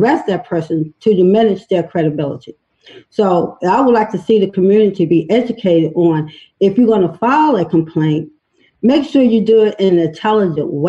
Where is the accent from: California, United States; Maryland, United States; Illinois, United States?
Maryland, United States; Baltimore; I'm a Baltimore native. I was born in East Baltimore, Carolina, East Preston Street.